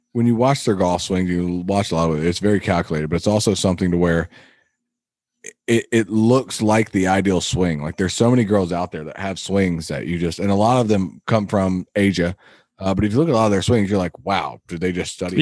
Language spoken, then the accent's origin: English; United States; as an American